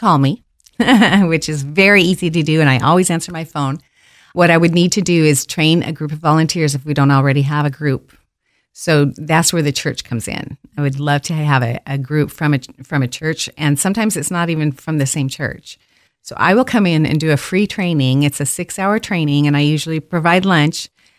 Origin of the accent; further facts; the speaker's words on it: Caldwell, United States; I know. And well, I grew up in Caldwell. And then moved away for 40 years.